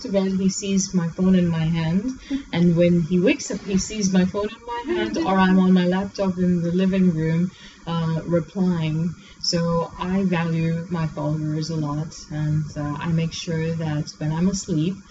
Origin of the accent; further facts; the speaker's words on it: Pakistan; moved away as an adult; also born or lived in South Korea; now in Dubai, United Arab Emirates; I'm originally from Pakistan, and when I was 20 years old, I moved to South Korea for about 9 years